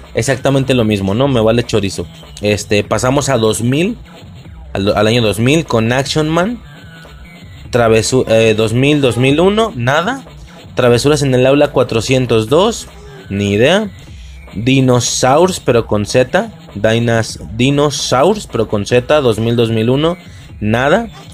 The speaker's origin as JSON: {"language": "Spanish", "country": "Mexico", "said": "en mi país, en México"}